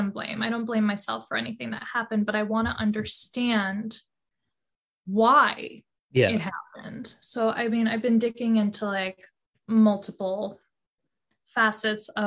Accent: New York City, New York, United States; I grew up on the Upper East Side of Manhattan

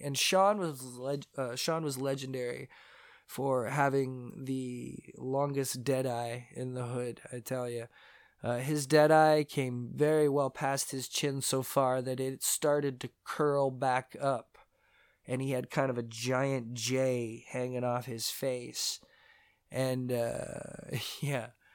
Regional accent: Mississauga, Ontario, Canada; also born or lived in St. Catharines, Ontario; when I was nine years old, maybe eight, I moved from Saint Catharines, Ontario, Canada. I moved to Mississauga, Ontario, Canada

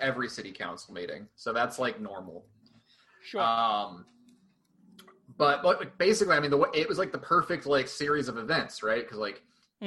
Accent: Glendale, Arizona, United States; now in Tucson, United States; I grew up in the West Valley. I grew up in Glendale.

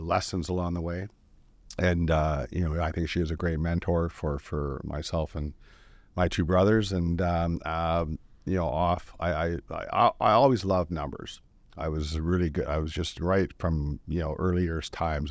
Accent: North Vancouver, British Columbia, Canada; I was born in North Vancouver, uh, you know, 1960 and the year year of the rat, and uh, um, uh, you know, grew up, uh, you know, just working my butt off

